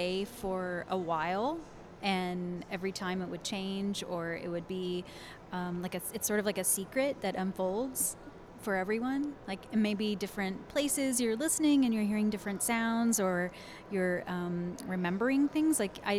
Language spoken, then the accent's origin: English; McKinney, Texas, United States; I'm from McKinney.